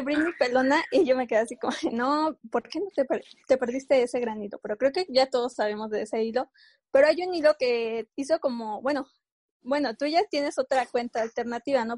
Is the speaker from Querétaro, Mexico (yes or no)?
yes; San Juan del Río, Querétaro, Mexico; nosotros somos de San Juan del Río, Querétaro